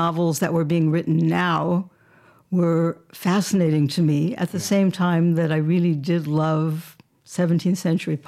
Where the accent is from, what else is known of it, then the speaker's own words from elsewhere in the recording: Los Angeles, California, United States; also born or lived in Santa Monica; I am a Southern California gal. Really? I was born in Hollywood.